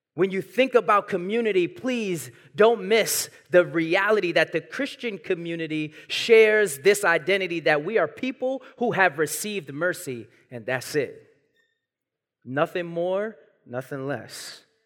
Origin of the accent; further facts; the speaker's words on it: New York City, New York, United States; I was born and raised in Brooklyn